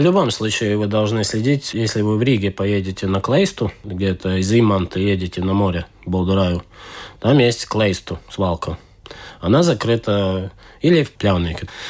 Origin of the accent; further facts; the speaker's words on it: Estonia; accent: Estonian; Russian is a second language; слышите мой эстонский акцент уже. Это оттуда